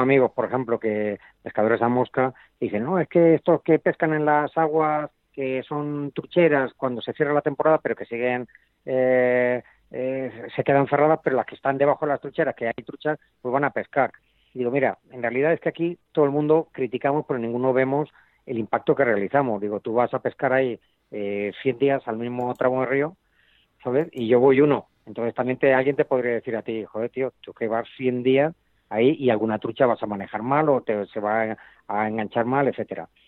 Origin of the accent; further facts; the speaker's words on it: Spain; now in Chile; yo soy español